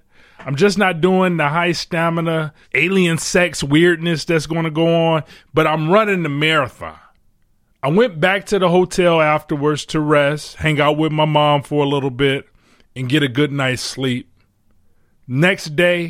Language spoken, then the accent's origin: English; Detroit, Michigan, United States; I'm from Detroit